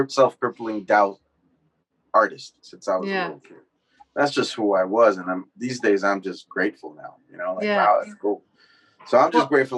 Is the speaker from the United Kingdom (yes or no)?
no; Mexico; moved away; also born or lived in Northeast Los Angeles; me growing up in Mexico